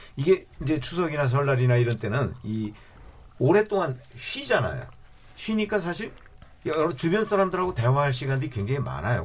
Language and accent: Korean; Chungcheong, South Korea; moved away; 저 같은 경우는 이제 고향이 충청도니까